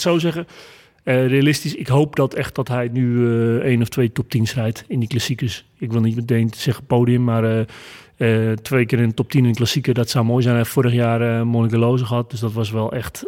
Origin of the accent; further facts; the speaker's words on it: North Holland, Netherlands; ik kom uit het Noord-Hollandse.